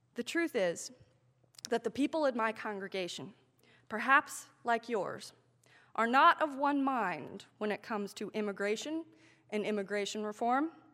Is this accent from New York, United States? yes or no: no; Manassas, Virginia, United States; born or raised there